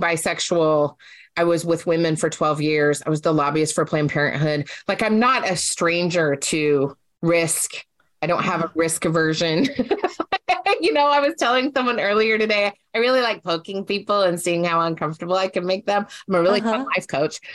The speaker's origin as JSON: {"language": "English", "region": "Utah", "country": "United States", "tie": "born or raised there", "moved": "yes", "lives_now": "Oregon, United States", "said": "growing up in Utah"}